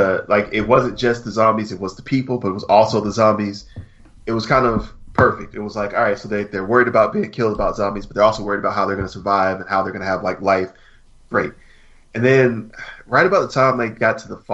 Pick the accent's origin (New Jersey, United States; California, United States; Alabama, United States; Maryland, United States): Alabama, United States; moved away; I am from Alabama.